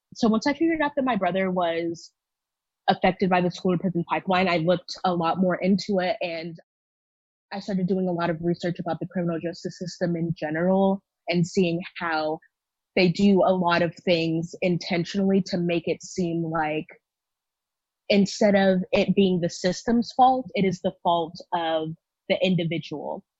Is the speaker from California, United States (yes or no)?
no; Houston, Texas, United States; I'm from Houston, Texas, and I identify as a Black woman